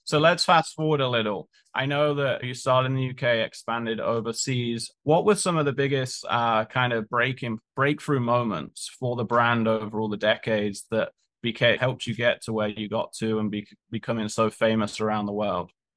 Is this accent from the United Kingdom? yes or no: yes; United Kingdom; moved away; we're both British.